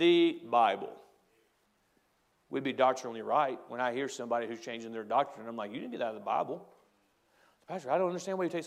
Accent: United States; as an American

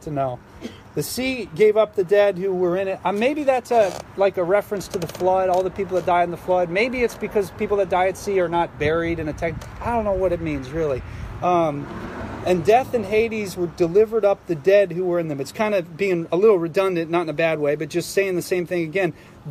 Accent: Philadelphia, Pennsylvania, United States; I'm from Philadelphia

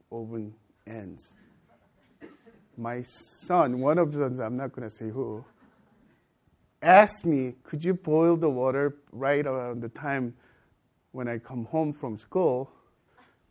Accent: United States; also born or lived in Korea; I'm an American as well as Korean

